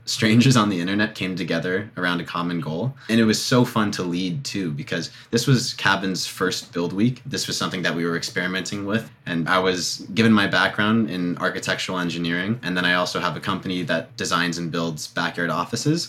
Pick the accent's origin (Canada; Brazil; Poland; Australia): Canada; Toronto, Ontario; I'm from Toronto